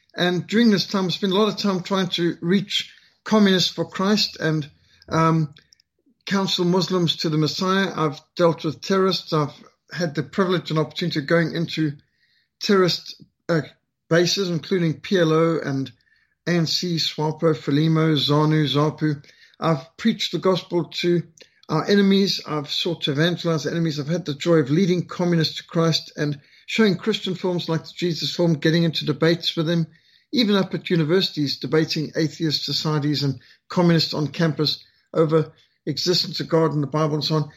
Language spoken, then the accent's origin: English; Zimbabwe; accent: Rhodesian; moved away; I was brought up in Rhodesia